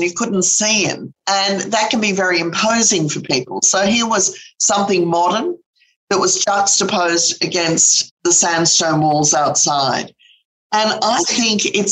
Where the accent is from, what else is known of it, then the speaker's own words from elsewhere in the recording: London, United Kingdom; also born or lived in Sydney, Australia; when I was about 5 years of age. We moved from Sydney to London. So I grew up going to the great London museums